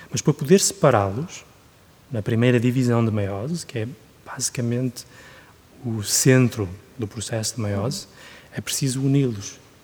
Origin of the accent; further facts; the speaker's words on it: Guimarães, Norte, Portugal; moved away as an adult; also born or lived in Germany / United Kingdom; now in Switzerland; cresci em Portugal